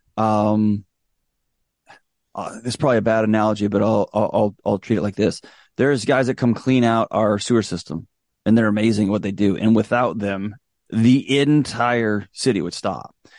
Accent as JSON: {"language": "English", "town": "Houston", "region": "Texas", "country": "United States", "tie": "born or raised there", "moved": "as an adult", "lives_now": "Nashville, United States", "said": "I was born and raised in Houston, Texas. I spent all my life in Texas till I moved out here"}